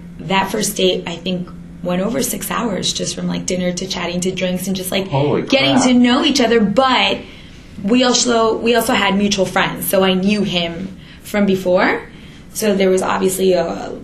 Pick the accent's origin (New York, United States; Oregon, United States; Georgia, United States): New York, United States; New York City; as a New Yorker